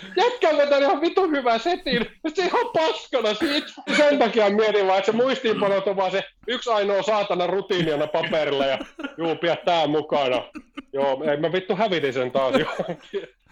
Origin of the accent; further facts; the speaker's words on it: Kangasniemi, Southern Savonia, Finland; moved away as an adult; also born or lived in Kuopio / Jyväskylä / Vaasa / Ilmajoki; mä alun perin Savosta lähtöisin